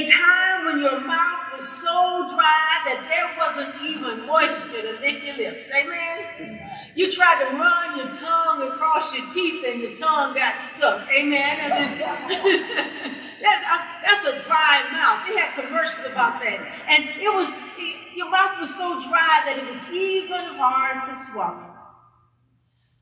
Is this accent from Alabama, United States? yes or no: no; Columbia, South Carolina, United States; I am from Colombia, okay? And it's hot.